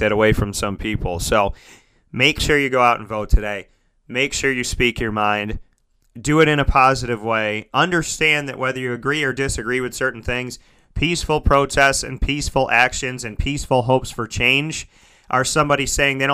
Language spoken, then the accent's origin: English; Syracuse, New York, United States; I grew up in Syracuse as well